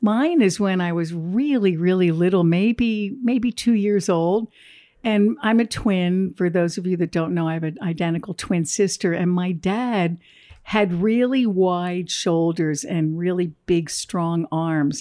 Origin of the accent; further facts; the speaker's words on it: Jersey Shore, New Jersey, United States; we grew up on the Jersey Shore